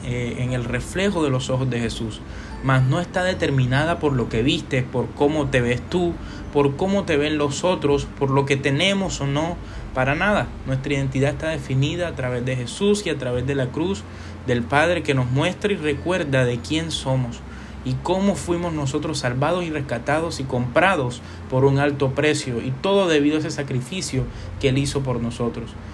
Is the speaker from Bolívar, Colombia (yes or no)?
yes; Cartagena, Bolívar, Colombia; que somos colombianos, que somos de Cartagena